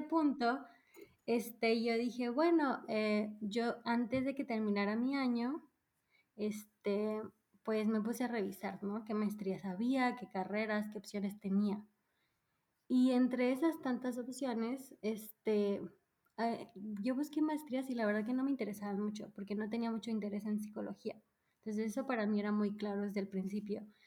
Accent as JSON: {"language": "Spanish", "town": "Mérida", "region": "Yucatán", "country": "Mexico", "tie": "born or raised there", "also_born_or_lived": "Mexico City / Berlin / Ulm / Freiburg", "moved": "as an adult", "lives_now": "Stuttgart, Germany", "said": "crecí en el sur de México, prácticamente soy de ahí. O sea, solo nací en la Ciudad de México, pero desde muy chica eh, nos mudamos al sur, así que yo vengo prácticamente de Mérida."}